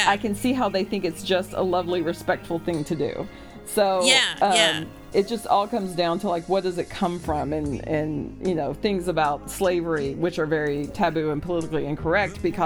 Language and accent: English; Texas, United States; moved away; being a Texan expatriate, like, I totally understand what it's like. The culture there is, you know, growing up in the South